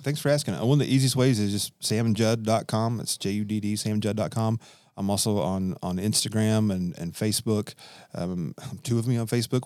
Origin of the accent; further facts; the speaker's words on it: Kentucky, United States; my grandfather, like I mentioned, was a missionary from California to Kentucky, and he was a director for years at Youth Haven Bible Camp. So I grew up being around Youth Haven